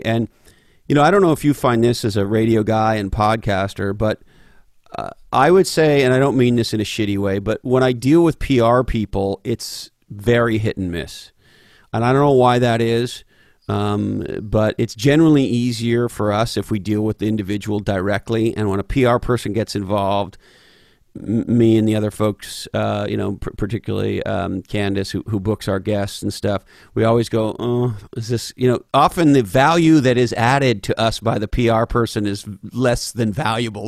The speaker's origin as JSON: {"language": "English", "town": "Montreal", "region": "Quebec", "country": "Canada", "tie": "born or raised there", "moved": "yes", "said": "I grew up loving hockey growing up in Montreal"}